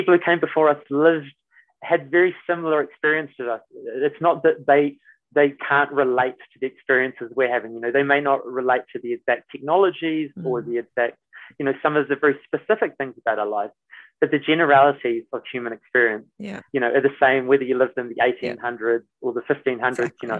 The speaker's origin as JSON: {"language": "English", "town": "Christchurch", "region": "Canterbury", "country": "New Zealand", "tie": "born or raised there", "said": "I grew up in Christchurch in New Zealand"}